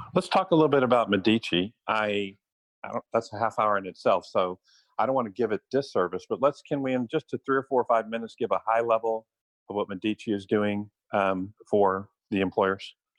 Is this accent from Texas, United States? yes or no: yes; San Antonio, Texas, United States; also born or lived in Austin, Texas; I love Texas. I'm born and raised here. I'm from San Antonio